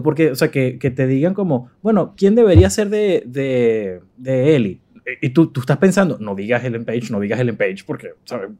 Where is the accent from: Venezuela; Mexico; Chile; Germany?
Venezuela; moved away; como venezolano en el extranjero